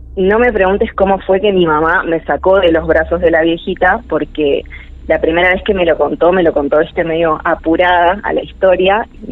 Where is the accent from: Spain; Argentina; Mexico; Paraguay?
Argentina; San Miguel, Buenos Aires Province; moved away as an adult; yo soy originaria de Buenos Aires, nací allá y viví hasta los 19 años en San Miguel